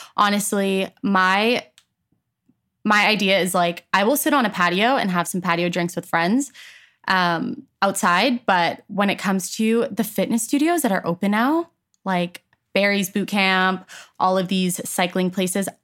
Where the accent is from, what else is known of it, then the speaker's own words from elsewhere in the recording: Edmonton, Alberta, Canada; also born or lived in Toronto, Ontario, Canada; when I was ten, I moved to Edmonton, Alberta